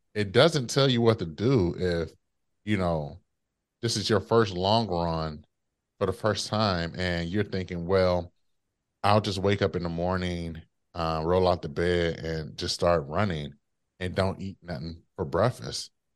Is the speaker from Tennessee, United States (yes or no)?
no; Detroit, Michigan, United States; my hometown, Detroit